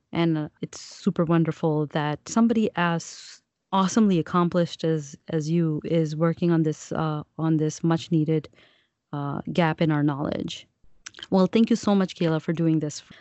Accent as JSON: {"language": "English", "country": "Pakistan", "said": "I'm Pakistani"}